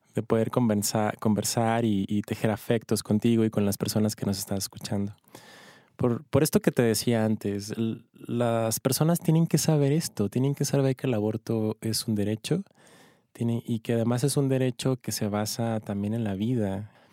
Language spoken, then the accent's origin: Spanish; Ciudad Juárez, Chihuahua, Mexico; now in Mexico City, Mexico; Yo soy de Ciudad Juárez, de Chihuahua.